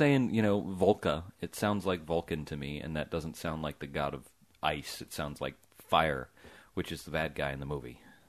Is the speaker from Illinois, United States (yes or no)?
no; Atlanta, Georgia, United States; I'm from Atlanta.